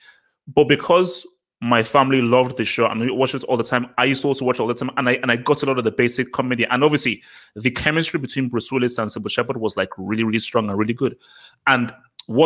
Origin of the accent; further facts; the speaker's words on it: Nigeria; I'm Nigerian.